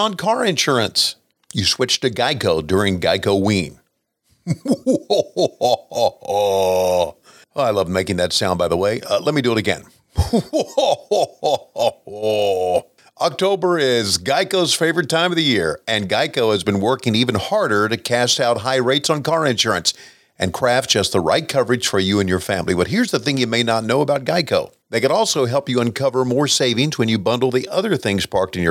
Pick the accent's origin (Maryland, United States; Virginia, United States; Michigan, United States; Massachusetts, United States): Virginia, United States; my hometown boys in Virginia